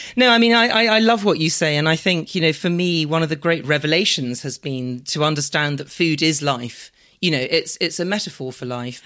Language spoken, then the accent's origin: English; London, United Kingdom; I'm, I'm a Londoner. I was born and bred in London.